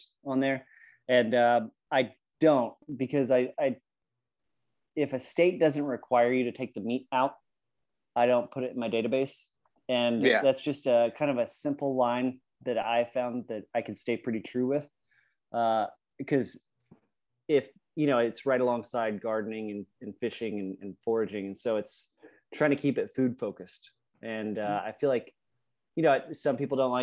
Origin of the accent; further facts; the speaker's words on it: Virginia, United States; it's my home state